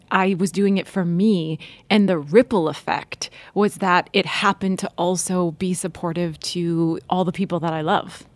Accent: North Dakota, United States; moved away; also born or lived in Washington, D.C.; I grew up in North Dakota

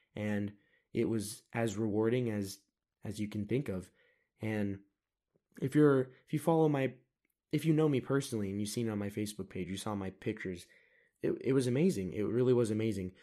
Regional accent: United States; I am an American

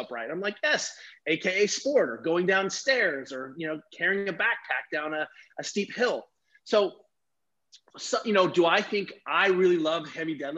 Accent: Germany; I grew up racing skiing in Germany

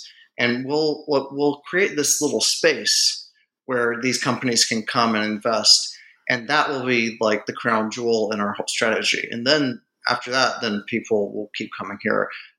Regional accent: Gastonia, North Carolina, United States; also born or lived in West Virginia / Indiana; I grew up in Gastonia, North Carolina, which is kind of like a sort of aging textile town.

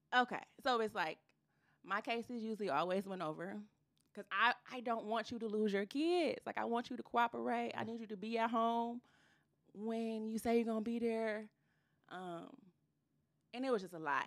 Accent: Ypsilanti, Michigan, United States; I am from Ypsilanti, Michigan.

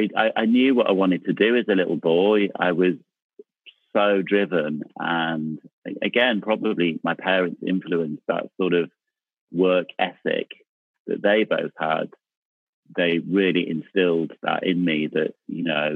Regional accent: Manchester, North West England, United Kingdom; moved away as an adult; also born or lived in London; I grew up in Manchester, in South Manchester, in a place called Cholton-cum-Hardy

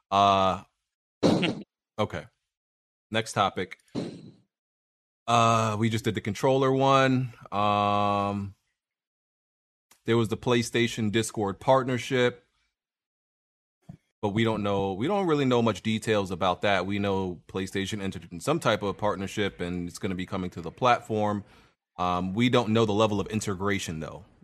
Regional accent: Pittsburgh, Pennsylvania, United States; I'm from Bur- from the Burr, Pittsburgh.

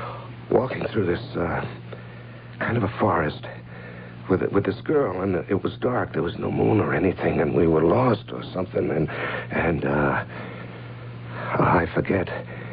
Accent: Cincinnati, Ohio, United States; Well, I grew up in Cincinnati.

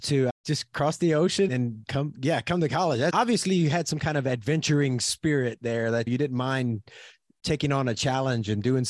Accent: South Louisiana, United States; now in Oklahoma, United States; I grew up in South Louisiana and now I'm in Oklahoma.

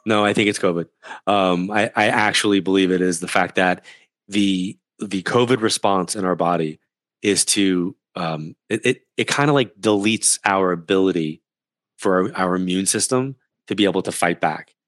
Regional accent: New York, United States; moved away; We're from New York

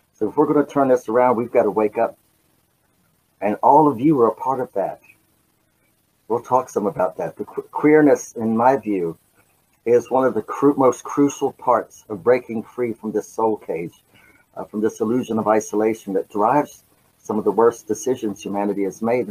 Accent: Appalachia, United States; the area where I was born with Appalachian folk tradition coming down out of the mountains, because I'm an Appalachian boy

